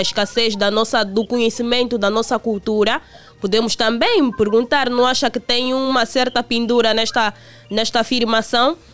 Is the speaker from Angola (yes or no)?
yes; Angola; como angolanos